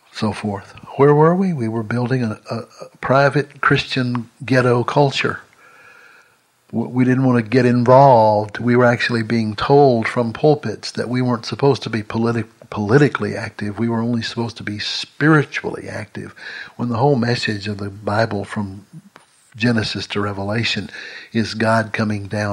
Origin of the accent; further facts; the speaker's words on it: Longview, Texas, United States; my hometown of Longview, Texas